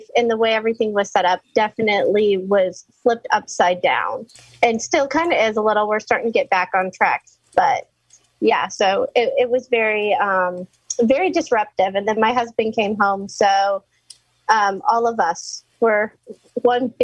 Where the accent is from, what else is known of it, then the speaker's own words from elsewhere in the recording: Arizona, United States; I'm from Arizona